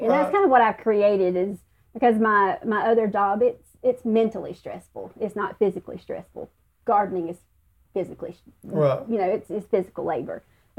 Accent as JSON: {"language": "English", "region": "the South", "country": "United States", "accent": "southern", "said": "My southern accent sometimes, that's"}